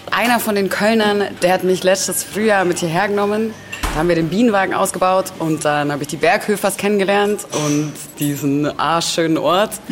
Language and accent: German; Allgäu, Bavaria, Germany; moved away; ich komme aus dem Allgäu.